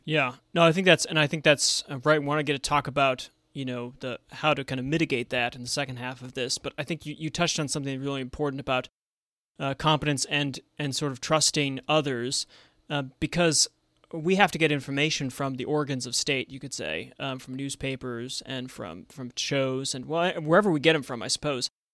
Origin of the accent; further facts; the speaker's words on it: Buffalo, New York, United States; now in Washington, D.C., United States; growing up in Buffalo, New York